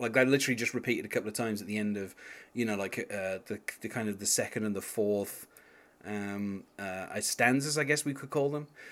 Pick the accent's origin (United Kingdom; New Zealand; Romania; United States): United Kingdom; England; being English like myself